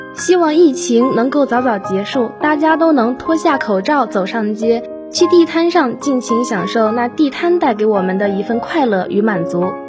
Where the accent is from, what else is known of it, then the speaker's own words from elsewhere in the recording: northern China, China; 因为我是北方人嘛